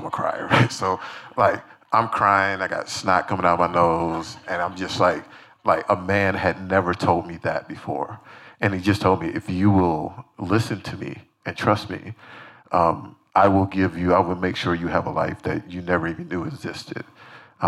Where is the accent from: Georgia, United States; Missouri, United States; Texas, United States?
Georgia, United States; Decatur; I'm a kid from Decatur, Georgia